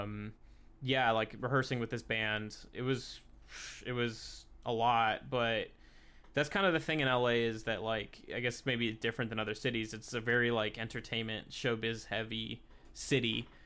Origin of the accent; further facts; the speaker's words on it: Long Beach, California, United States; I grew up in Long Beach